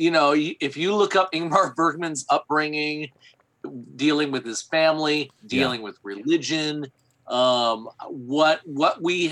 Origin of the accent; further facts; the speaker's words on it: Flint, Michigan, United States; moved away; growing up in Flint, Michigan, I wanted to get the hell out.